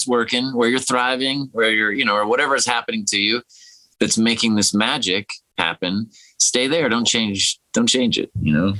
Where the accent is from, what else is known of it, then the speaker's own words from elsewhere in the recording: Detroit, Michigan, United States; kind of growing up in Detroit instead of New York or Los Angeles.